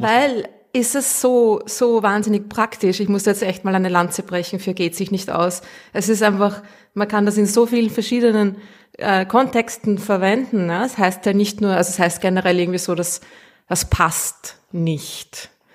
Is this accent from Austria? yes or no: yes; Austria; accent: Austrian; ich rede zu Österreichisch